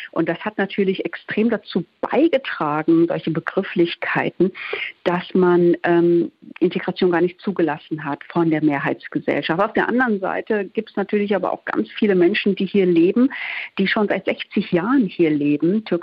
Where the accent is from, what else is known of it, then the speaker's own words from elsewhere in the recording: Duisburg, North Rhine-Westphalia, Germany; Heimatstadt ist Duisburg. Äh, ich würde jetzt Heimatland ist natürlich Deutschland, aber ich komme aus Duisburg und ich bin in Duisburg sozialisiert. Und wenn mich jemand fragt, woher kommst du, komme ich natürlich aus Duisburg, ganz klar.